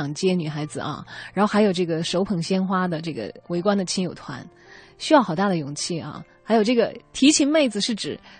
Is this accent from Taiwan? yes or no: no; China; 就我们中国人的面子观点，可能哪怕我表面把这个情绪安抚下去